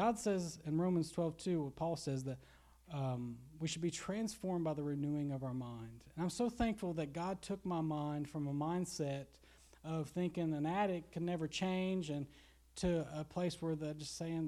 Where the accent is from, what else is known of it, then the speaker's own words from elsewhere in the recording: Garrison, Kentucky, United States; growing up in Garrison, where you see a lot of addicts here.